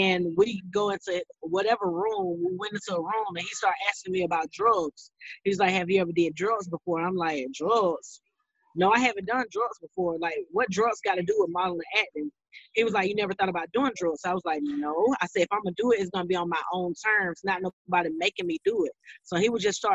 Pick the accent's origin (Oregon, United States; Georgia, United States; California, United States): Georgia, United States; Thomson; now in Atlanta, United States; I'm from Georgia, Thompson, Georgia. It's a small town in Georgia, but right now I live in Atlanta, Georgia